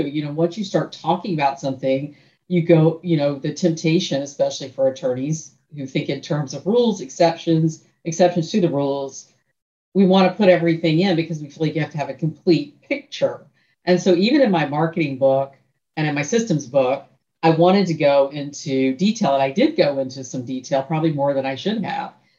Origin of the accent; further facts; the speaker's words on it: Tallahassee, Florida, United States; now in Central Florida, United States; Tallahassee's my hometown